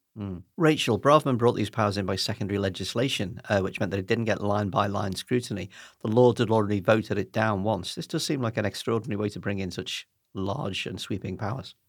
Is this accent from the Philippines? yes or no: no; United Kingdom; as British people